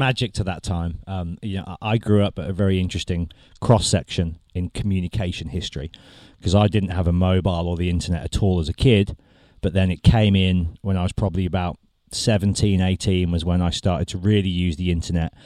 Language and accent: English; Birmingham, West Midlands, United Kingdom; I'm from Birmingham